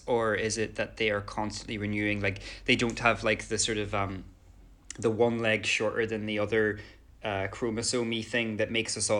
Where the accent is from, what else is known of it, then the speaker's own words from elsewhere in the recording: Ireland; because I'm Irish